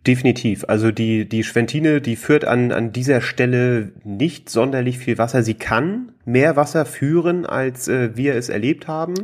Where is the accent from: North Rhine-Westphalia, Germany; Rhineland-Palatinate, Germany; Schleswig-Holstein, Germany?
Schleswig-Holstein, Germany; Flensburg; moved away as an adult; now in Hamburg, Germany; ich komme äh, ursprünglich aus Flensburg, äh, wohne jetzt in mhm. Hamburg seit no, ne, zweieinhalb Jahren